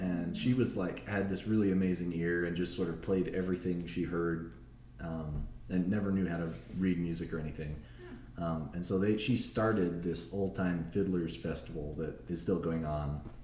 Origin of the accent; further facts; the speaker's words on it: Littleton, Colorado, United States; also born or lived in Ann Arbor, Michigan / New Mexico; I come from pretty much Colorado. I moved here when I was six